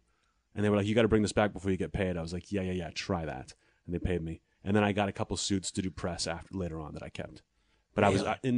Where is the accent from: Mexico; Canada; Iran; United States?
United States; Pittsburgh, Pennsylvania; I'm proud to be from Pittsburgh. But when I go back, they don't even believe that I'm from Pittsburgh. They're like, where's your accent from?